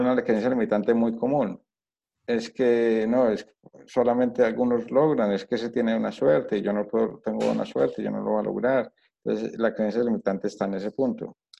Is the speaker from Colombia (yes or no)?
yes; Colombia; moved away; also born or lived in United States / Spain; yo, soy colombiano, entonces en Colombia las cosas así, la educación en Colombia es así